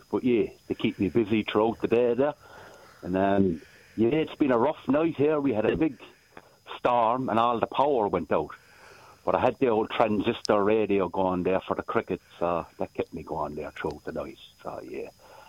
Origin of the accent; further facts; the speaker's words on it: Ireland; moved away as an adult; also born or lived in Richmond, Nelson, New Zealand; now in Nelson, New Zealand; I'm an Irishman originally, you know.